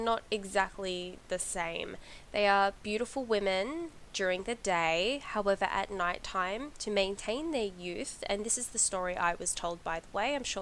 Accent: Australia; I grew up in Australia

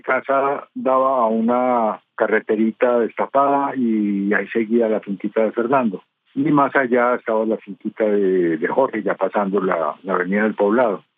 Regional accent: Envigado, Antioquia, Colombia; also born or lived in Medellín; Allá me eduqué, allá son mis amigos, soy pues envigadeño.

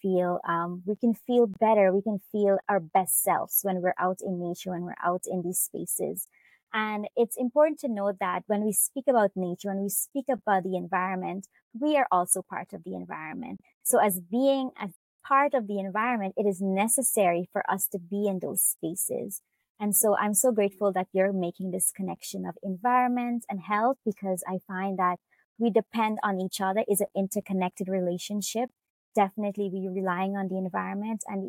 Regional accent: Guyana; I am from Guyana. I'm Indo-Caribbean

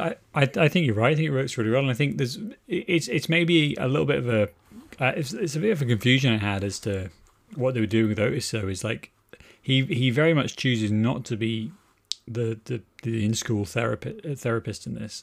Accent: Wales, United Kingdom; I grew up in Wales

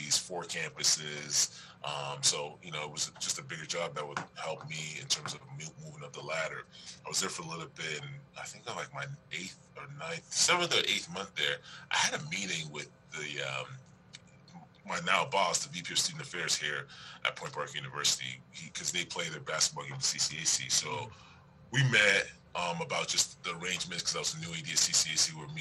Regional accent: Toronto, Ontario, Canada; moved away as an adult; also born or lived in New Orleans, Louisiana / Texas; now in Pittsburgh, United States; I'm originally from Toronto, Canada

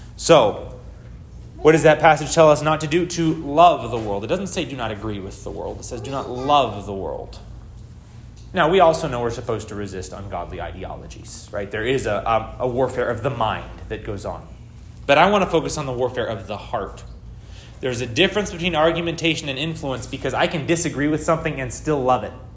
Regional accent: United States; I'm an American

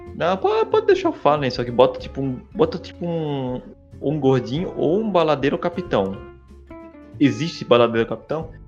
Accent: Santa Catarina, Brazil; eu sou de Santa Catarina

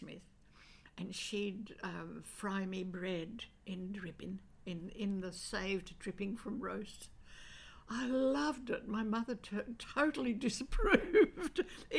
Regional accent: Sydney, New South Wales, Australia; Five Dock. But it was a very...

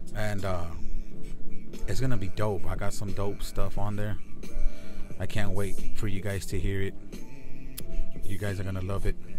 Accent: Laredo, Texas, United States; moved away; I took a trip to my hometown this past weekend. I went to Laredo, Texas, 956.

